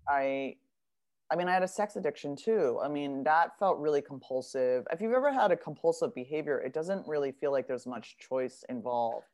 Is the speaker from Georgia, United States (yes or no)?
no; Beverly Hills, California, United States; I'm from Beverly Hills. I went to like an all girls private uniform school